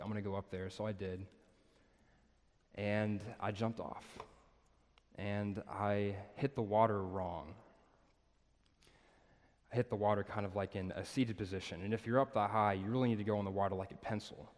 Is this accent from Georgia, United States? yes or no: no; Nashville, Tennessee, United States; moved away as an adult; also born or lived in Birmingham, Alabama; I'm from Nashville